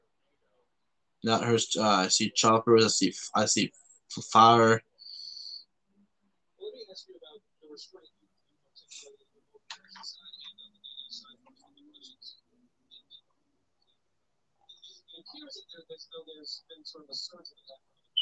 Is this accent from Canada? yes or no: yes; Canada; now in Belgium; I'm a Canadian.